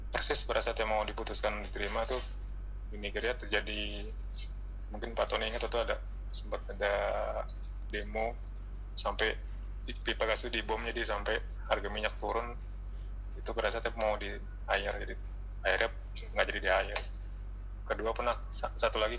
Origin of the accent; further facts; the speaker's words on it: West Sumatra, Indonesia; ditambah saya eh, dari Minang Pak jadi kan terkenal Minang tuh